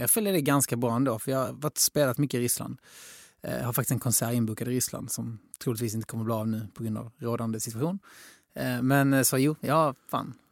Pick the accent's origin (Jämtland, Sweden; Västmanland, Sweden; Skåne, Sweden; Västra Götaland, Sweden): Skåne, Sweden; Helsingborg; now in Stockholm, Sweden; Jag är från Helsingborg